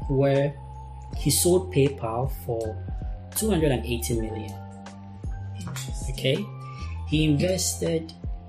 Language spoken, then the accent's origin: English; Ghana; my mom is a Filipino, I'm a Ghanaian